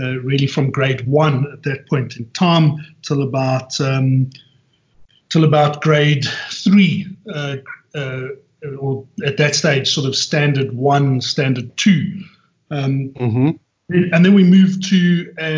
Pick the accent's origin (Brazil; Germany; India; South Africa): South Africa; Johannesburg, Gauteng; also born or lived in Benoni / North Riding; born and bred in Johannesburg and have lived here literally my entire life